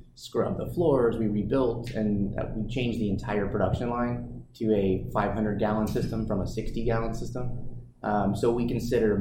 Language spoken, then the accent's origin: English; New Braunfels, Texas, United States; A brewery in my hometown